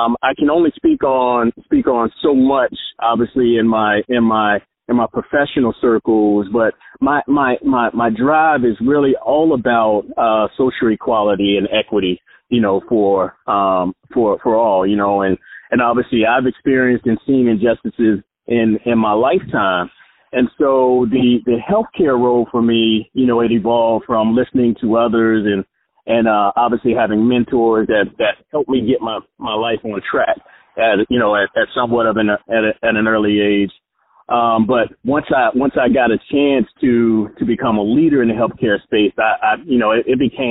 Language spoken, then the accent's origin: English; Jacksonville, Florida, United States; the hood that I grew up in Jacksonville was called Caravan Projects